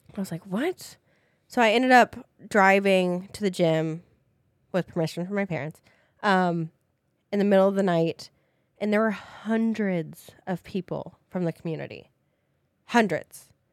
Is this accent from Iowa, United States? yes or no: yes; Des Moines, Iowa, United States; I am from Des Moines, Iowa